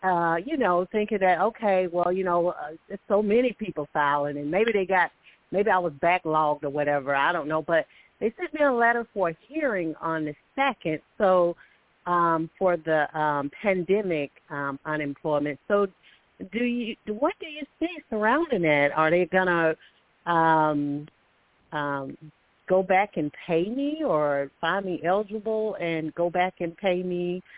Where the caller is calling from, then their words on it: Alabama, United States; I'm calling from Alabama.